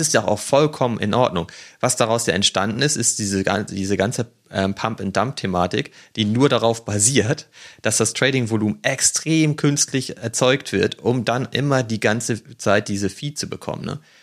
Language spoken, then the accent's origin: German; the North, Northern Germany, Germany; bei uns im Norden